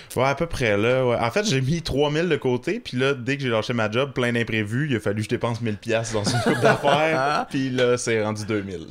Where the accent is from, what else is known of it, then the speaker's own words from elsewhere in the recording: Magog, Quebec, Canada; je viens de Maga, qui est quand même une petite ville